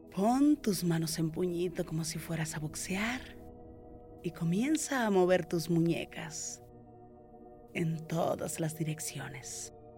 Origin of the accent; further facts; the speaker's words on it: Mexico; mi país México